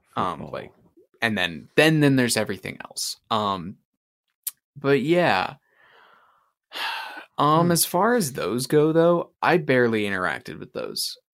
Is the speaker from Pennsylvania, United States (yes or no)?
no; Utah, United States; moved away; the big rivalry from like me growing up was actually the Utes and BYU from when I lived in Utah